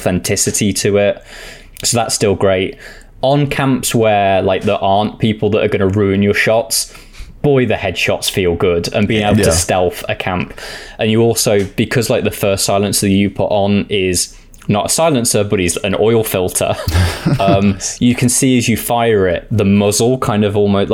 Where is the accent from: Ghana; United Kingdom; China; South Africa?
United Kingdom; I'm British and I've never lived in Spain